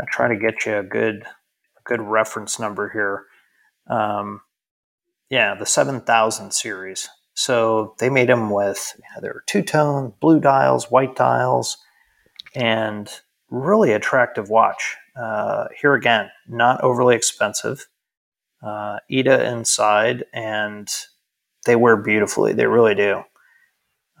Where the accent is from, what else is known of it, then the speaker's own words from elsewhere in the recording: United States; as an American